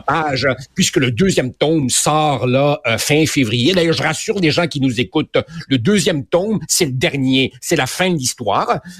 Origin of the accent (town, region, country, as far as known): Quebec, Canada; born or raised there; also born or lived in Uruguay